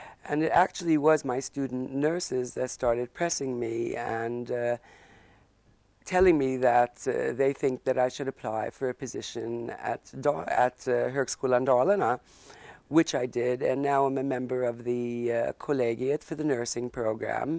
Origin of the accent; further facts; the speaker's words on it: United States; moved away as an adult; also born or lived in Stockholm, Sweden; now in Borlänge, Sweden; I'm an American living in Sweden for the past 35 years